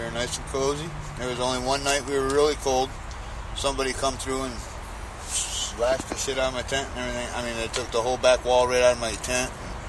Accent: Michigan, United States; moved away; I'm from Michigan myself

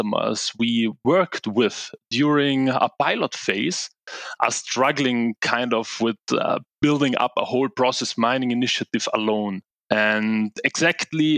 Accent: Italy; moved away as an adult; now in Munich, Germany; I'm originally from Italy.

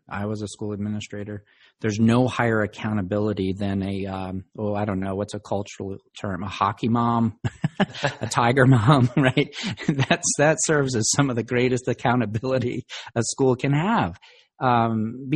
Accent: Virginia, United States; Virginia, which is my home state

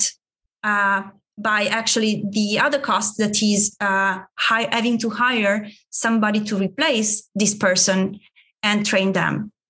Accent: Italy; English is a second language; moved away; my home country, Italy

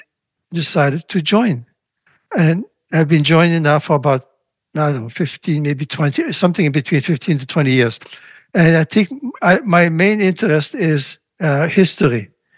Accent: Latvia; born or raised there; first language Russian; English is a second language; now in Montreal, Canada

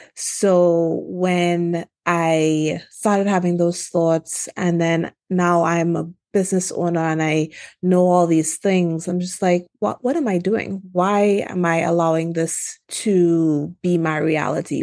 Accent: Trinidad & Tobago; also born or lived in Washington, D.C. / Philadelphia; now in California, United States; I'm originally from Trinidad and Tobago in the Caribbean.

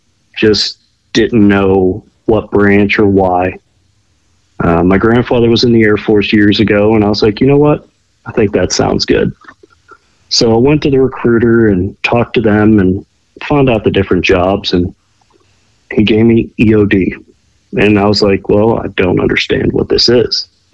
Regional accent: McKees Rocks, Pennsylvania, United States; I grew up in a suburb of Pittsburgh, Pennsylvania, a little town called McKees Rocks. It's a little bit ghetto, but it's a good time.

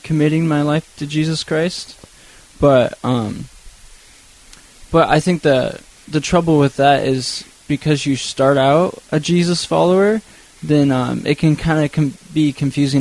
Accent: Nampa, Idaho, United States; I grew up in around the Nampa area.

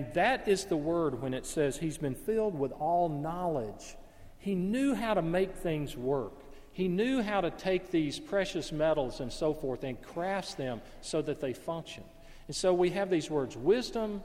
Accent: Alabama, United States; The neighborhood I grew up in Alabama

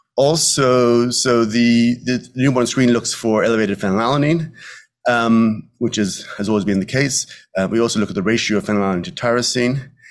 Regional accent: Dublin, Leinster, Ireland; moved away as an adult; also born or lived in New York; now in Westchester, United States; as I am from Ireland, I, we speak quite quickly

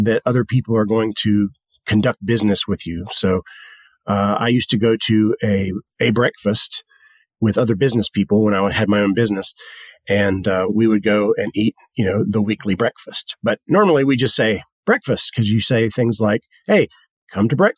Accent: the South, United States; We come from the South, and the South is historically an agricultural region.

